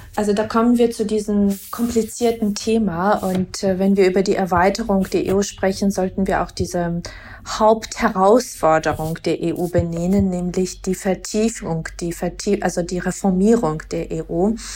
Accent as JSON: {"language": "German", "country": "Georgia", "tie": "born or raised there", "moved": "yes", "said": "als gebürtige Georgierin"}